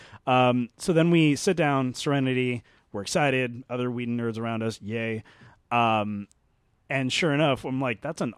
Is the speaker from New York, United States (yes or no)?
no; Glendale, California, United States; I'm from Glendale.